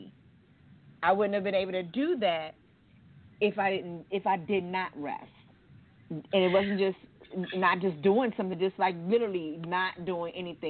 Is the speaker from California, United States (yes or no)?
no; Maryland, United States; moved away as an adult; now in Georgia, United States; I'm not knocking my hometown